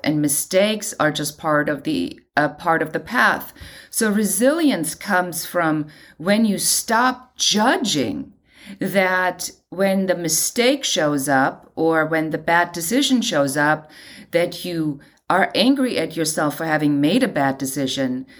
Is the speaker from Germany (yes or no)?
yes; Germany; moved away as an adult; now in Los Angeles, United States; I'm originally from Germany